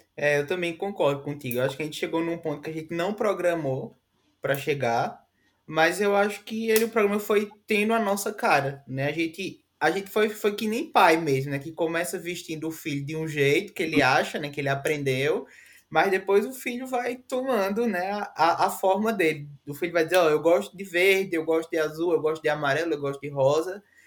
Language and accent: Portuguese; Northeast Region, Brazil; nós somos nordestinos e temos muito orgulho